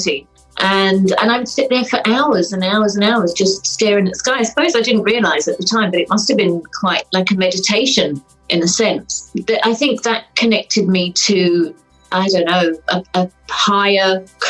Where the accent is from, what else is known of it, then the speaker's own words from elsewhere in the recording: London, United Kingdom; moved away as an adult; now in Moville, Ireland; I was born in Wimbledon in London. I grew up there. I grew up in the kind of Surrey, London border